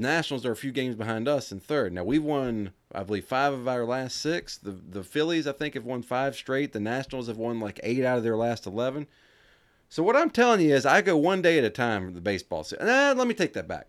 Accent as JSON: {"language": "English", "country": "United States", "said": "being American"}